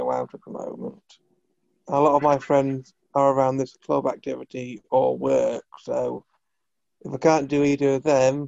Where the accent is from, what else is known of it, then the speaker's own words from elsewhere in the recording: Yorkshire and the Humber, United Kingdom; also born or lived in Huddersfield / Halifax; I grew up in North Yorkshire until I was about 21.